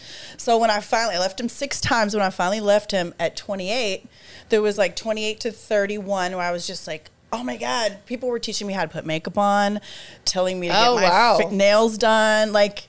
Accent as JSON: {"language": "English", "town": "Houston", "region": "Texas", "country": "United States", "moved": "yes", "said": "I come from Houston."}